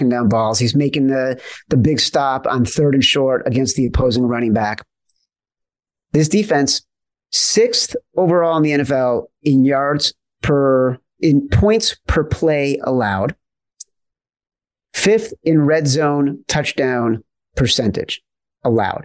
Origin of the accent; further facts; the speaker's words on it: Chicago, Illinois, United States; where I grew up in Chicago